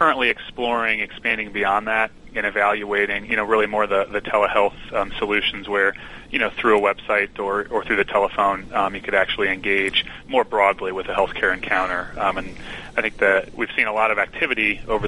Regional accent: Midwest, United States

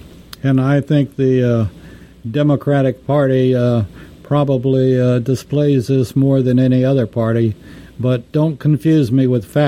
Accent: Texas, United States; besides an American, I'm also a Texan

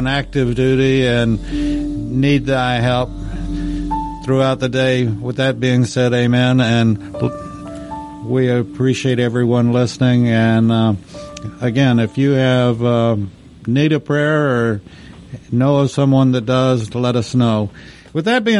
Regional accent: Texas, United States; my home state, Texas

